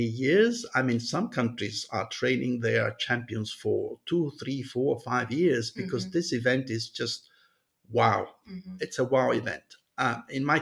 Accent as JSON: {"language": "English", "town": "Montreux", "region": "Vaud", "country": "Switzerland", "tie": "born or raised there", "said": "in Switzerland, and why not in my hometown, Montreux"}